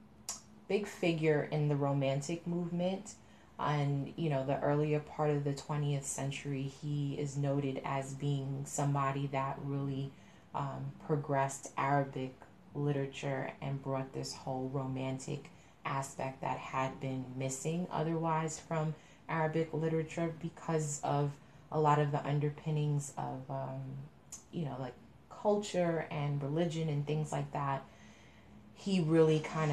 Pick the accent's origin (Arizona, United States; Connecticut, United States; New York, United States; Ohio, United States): New York, United States; I'm from New York